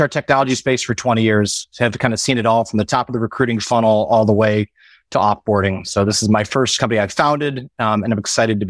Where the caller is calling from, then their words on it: North Carolina, United States; Personally, I'm calling in from the Carolinas, just outside of Charlotte.